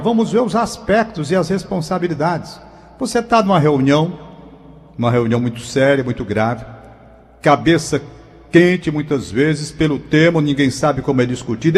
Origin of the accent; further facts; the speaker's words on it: Brazil; como brasileiro que sou